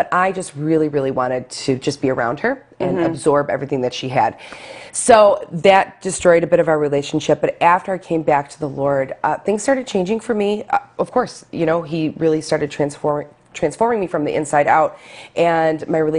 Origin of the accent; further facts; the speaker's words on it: Lackawanna, New York, United States; the church I grew up with in Lackawanna, Our Lady of Victory Basilica